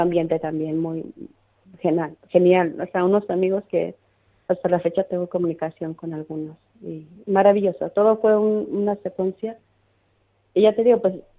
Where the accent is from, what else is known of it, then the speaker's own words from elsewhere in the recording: León, Guanajuato, Mexico; moved away as an adult; also born or lived in Madrid, Spain / Ciudad Real, Spain / Bilbao, Spain; now in Larantuka, Indonesia; en mi pueblo, en mi querido León, Guanajuato, donde yo soy, soy mexicana